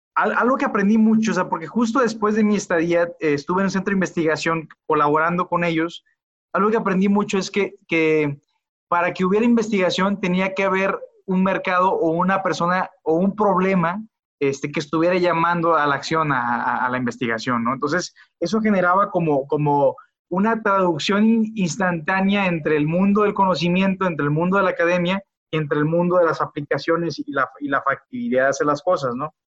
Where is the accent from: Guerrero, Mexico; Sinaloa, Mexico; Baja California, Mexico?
Sinaloa, Mexico; Culiacán; now in León, Mexico; soy originario de Culiacán, Sinaloa. soy ingeniero de profesión. actualmente radico en León, Guanajuato